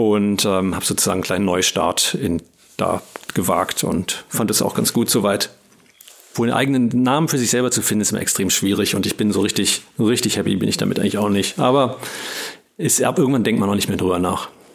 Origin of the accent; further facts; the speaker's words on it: Berlin, Germany; ich bin Berliner, äh, mein Leben lang in Berlin gewesen, hier aufgewachsen und geboren